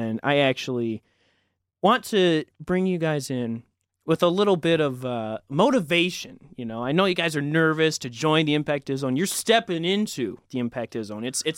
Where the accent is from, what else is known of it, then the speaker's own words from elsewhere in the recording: Livonia, Michigan, United States; I'm a sophomore from Livonia, Michigan, and I'm very excited to join you.